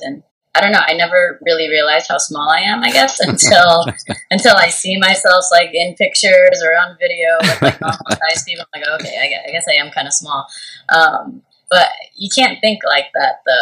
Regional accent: Santa Cruz, California, United States; now in Hawaii, United States; where I grew up in Santa Cruz, there weren't very many Asians there, actually

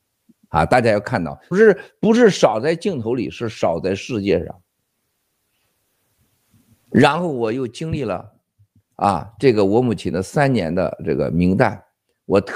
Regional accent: China; 我们感受到，就是人家对我们中国人的这种越来越这种憎恨

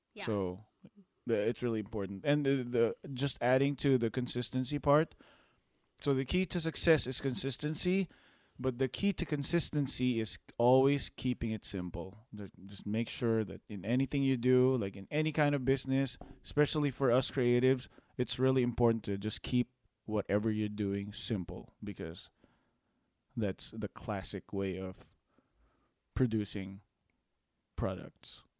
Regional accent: Philippines; moved away; we came from a from the Philippines and third world country

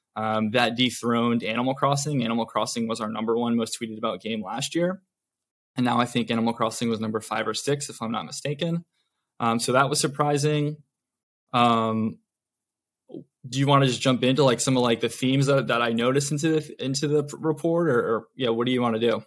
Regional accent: Connecticut, United States; moved away as an adult; also born or lived in Vermont / New York City; now in Los Angeles, United States; I'm actually from Connecticut originally. Um, grew up there

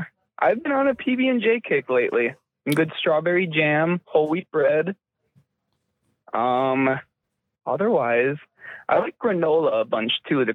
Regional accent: Milwaukee, Wisconsin, United States; also born or lived in East Troy, Wisconsin; I'm actually out in Eau Claire on the road doing some sheet metal work. I'm originally from Milwaukee. Me and my wife are from East Troy.

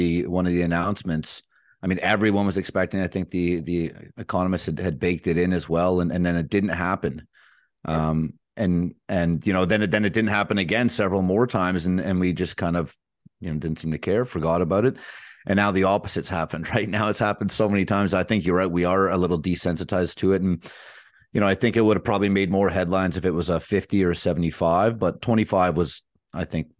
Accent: Vancouver, British Columbia, Canada; I'm born and raised in Vancouver

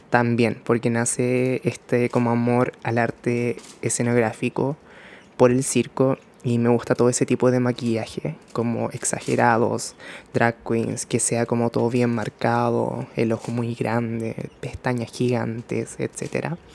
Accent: Chile; also born or lived in Japan; como puedan pronunciarlo. Soy japonés chileno, actualmente cuando estoy grabando esto tengo 21 años. Em, nací en el año 2000

